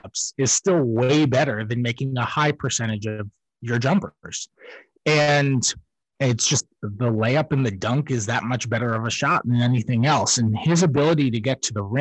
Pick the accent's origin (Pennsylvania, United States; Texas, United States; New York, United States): New York, United States; moved away; I'm a New Yorker